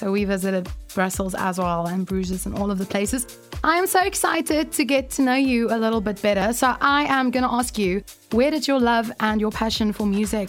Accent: Cape Town, Western Cape, South Africa; Yeah, we are from Cape Town.

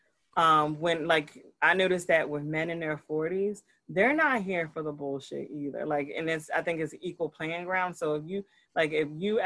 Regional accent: New Jersey, United States; I'm a Jersey girl. And I'm like, don't call me nothing else but a Jersey girl. I'm from Jersey

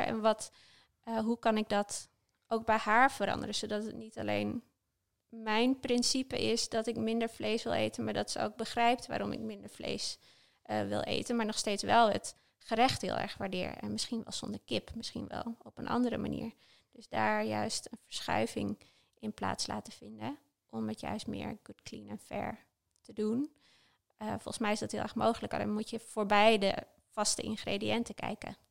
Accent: Hoogezand, Groningen, Netherlands; moved away; also born or lived in Delft; ik ben opgegroeid in Hoge Dus er is ook best wel een contrast ergens tussen eh, het nuchtere Groningse leven

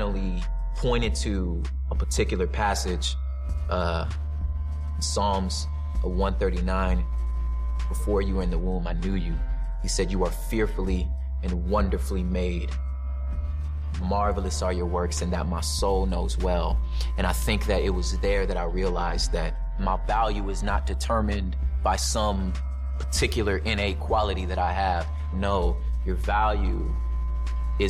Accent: West Covina, California, United States; also born or lived in South Central Los Angeles; Even though I was born in South Central LA, my particular story starts 20 minutes outside of that in the San Gabriel Valley in West Covina, La Puente area. So I grew up in like an all Mexican, like super violent neighborhood.

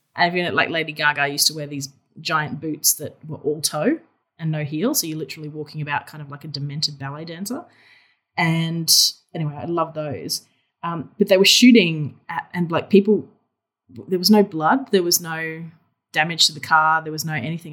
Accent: Australia; accent: Australian; I'm obviously Australian, if the accent didn't give it away

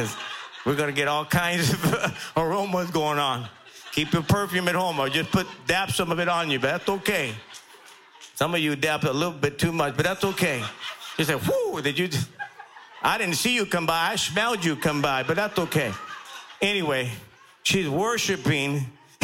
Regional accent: Los Angeles, California, United States; I grew up in South LA, in the bad part of South

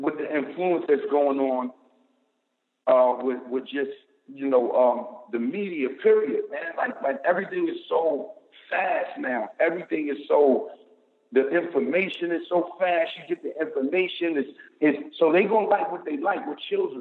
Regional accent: New York City, New York, United States; I'm from Harlem, New York

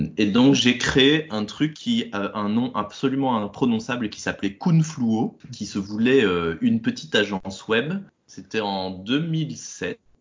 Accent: Belgium; moved away as an adult; also born or lived in Brussels; now in Carlipa, France; je suis un Belge émigré entre Toulouse et Carcassonne

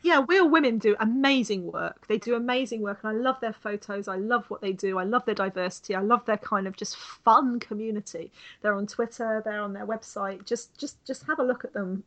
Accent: United Kingdom; me being British

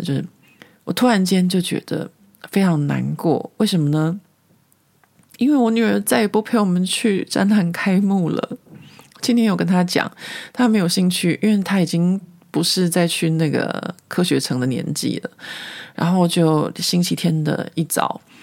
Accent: Taiwan; now in Paris, France; 我们是台湾人

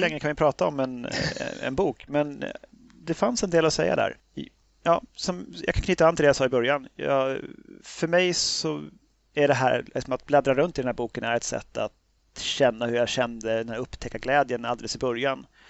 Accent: Sweden; som svensk

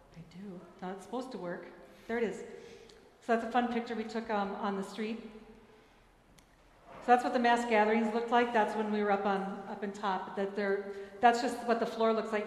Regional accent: Minneapolis, Minnesota, United States; moved away; in Minneapolis. So the next one will be in my hometown

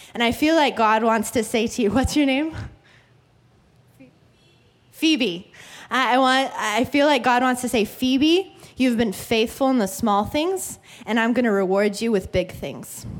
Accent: Oregon, United States; now in California, United States; Where I grew up in Oregon

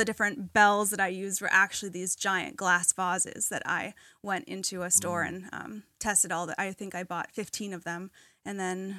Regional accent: New England, United States; growing up in New England, there's a lot of different, you know, I like all the different shops

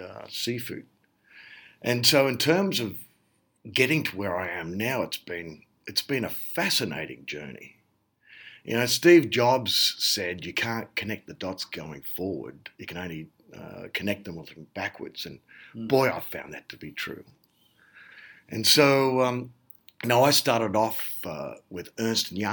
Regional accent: Sydney, New South Wales, Australia; moved away as an adult; also born or lived in United States; I was born and raised in Sydney, but then went across to the US

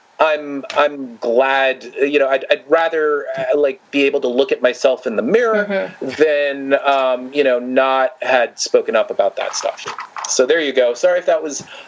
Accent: New York, United States; now in Florida, United States; I came from New York, came from a very open-minded

